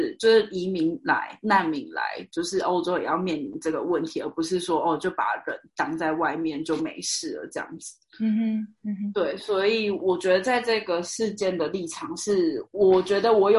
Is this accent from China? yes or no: no; Taiwan; 所以那个时候也是只有我一个台湾人这样。